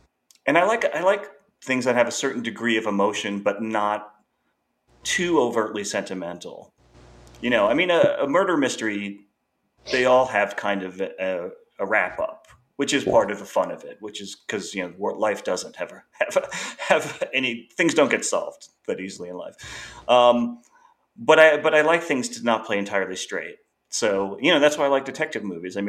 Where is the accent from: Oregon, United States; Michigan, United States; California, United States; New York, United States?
New York, United States; Long Island; I grew up on Long Island